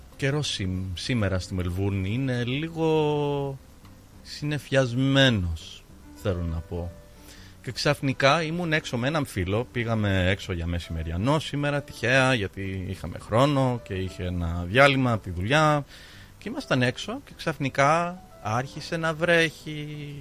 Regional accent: Australia; Greek is a second language; Εγώ ως ε, Ελληνό-Αυστραλός που γεννήθηκα εδώ

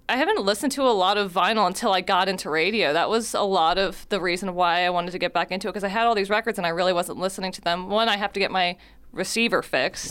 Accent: Wildwood, New Jersey, United States; moved away as an adult; also born or lived in Cumberland County, New Jersey; now in Millville, United States; I actually grew up in Wildwood, but, uh, my family is from Millville. I was born in Cumberland County

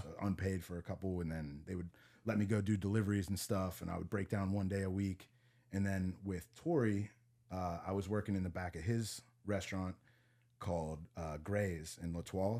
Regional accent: Vandergrift, Pennsylvania, United States; moved away as an adult; also born or lived in Montreal / Madison, Wisconsin; I'm from a small town called Vandergrift

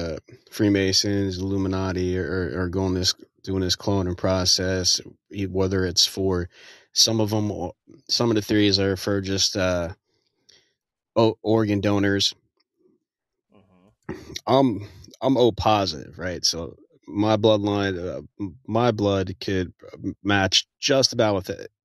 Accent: New Jersey, United States; now in Texas, United States; I'm originally, born and raised in New Jersey

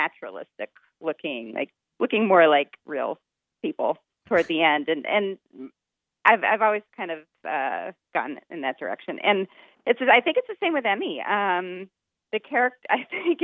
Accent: Pennsylvania, United States; moved away as an adult; now in Cleveland, United States; I'm originally from Pennsylvania, so not too far

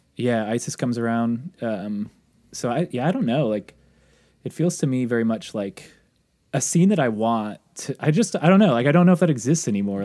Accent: near Olympia, Washington, United States; my hometown, Olympia is the closest city of note to where I grew up.

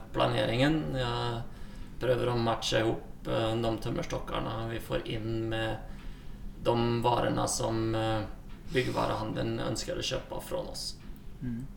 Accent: Sweden; moved away as an adult; now in Norway; Jeg kommer ursprungelig fra Sverige

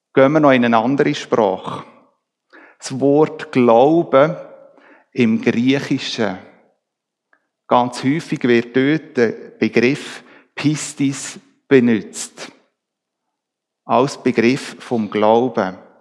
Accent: Switzerland; Wir Schweizer

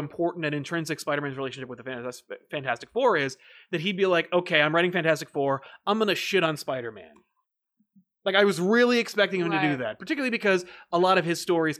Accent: United Kingdom; Kind of looking forward to some British heroes as a Brit myself.

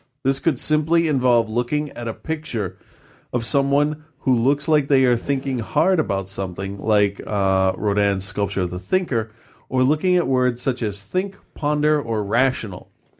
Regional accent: Lebanon; I grew up in Lebanon during the war, and I understood that religion was really important in people's lives.

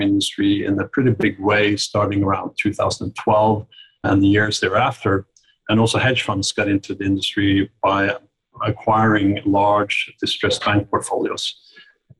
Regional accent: Oslo, Norway; moved away as an adult; now in Greenwich, United States; I was born and grew up in Oslo, Norway

